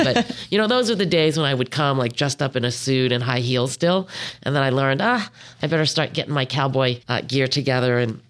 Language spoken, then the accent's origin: English; Long Island, New York, United States; moved away as an adult; also born or lived in Rochester; now in San Francisco, United States; I was born in New York City, grew up on Long Island, went to school in Rochester, didn't even think about agriculture at all. Then I moved to San Francisco back in 1988.